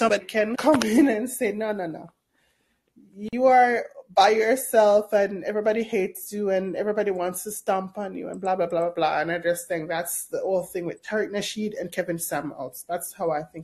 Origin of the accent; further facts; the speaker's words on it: Jamaica; also born or lived in Canada / Europe; now in New York, United States; I grew up in Jamaica.